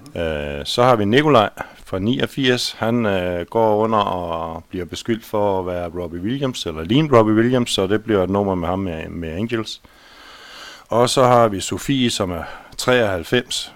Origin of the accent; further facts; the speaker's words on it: Holbæk, Zealand, Denmark; Jeg er født og opvokset på Tusnes. Jeg er ifølge kirkebøgerne i hvert fald syvende generation på Tusnes